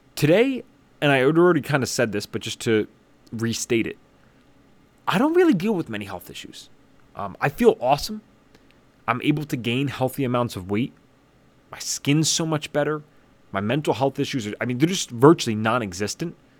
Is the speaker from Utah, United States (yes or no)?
no; southeast Pennsylvania, United States; I grew up in Pennsylvania, about forty-five minutes northeast of Philadelphia, very far southeast Pennsylvania